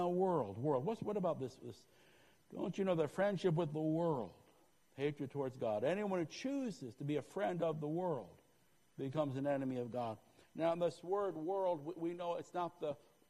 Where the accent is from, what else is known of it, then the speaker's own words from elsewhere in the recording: Northeast, United States; moved away; I grew up in the Northeast